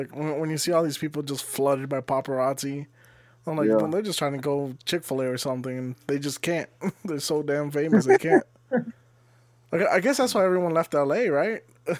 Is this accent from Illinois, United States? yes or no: no; Los Angeles, California, United States; You know, growing up in California in East LA.